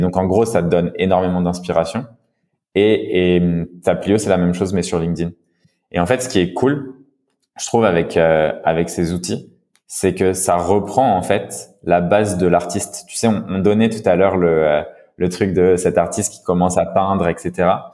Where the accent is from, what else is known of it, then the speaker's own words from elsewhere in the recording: France; accent: French; mon accent français